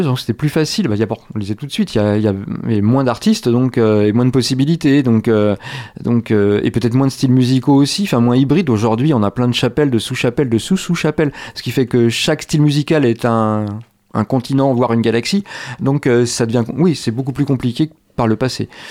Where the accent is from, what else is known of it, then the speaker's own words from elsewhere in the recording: Angers, Pays de la Loire, France; avant j'étais étudiant à l'université d'Angers et avant lycéen à David d'Angers. Je suis d'Angers, il n'y a pas de doute